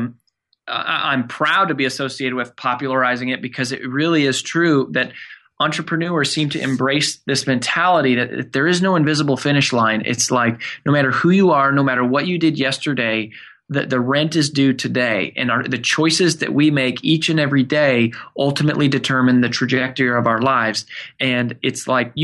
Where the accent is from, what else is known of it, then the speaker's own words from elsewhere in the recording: Frederick, Colorado, United States; now in Nashville, United States; I grew up in Colorado in a small town called Frederick